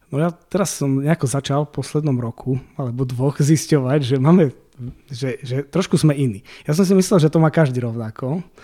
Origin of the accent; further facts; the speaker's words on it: eastern Slovakia, Slovakia